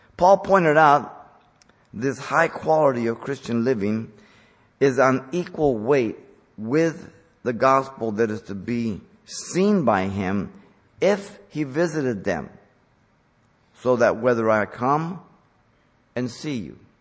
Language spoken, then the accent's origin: English; Mexico; moved away; I grew up in Mexico